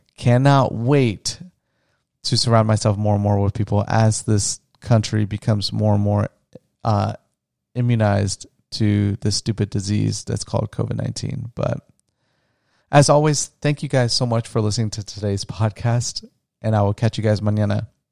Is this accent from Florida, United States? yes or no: yes; Florida, United States; also born or lived in Orlando, Florida; where I grew up in Florida, I'll never forget in grade school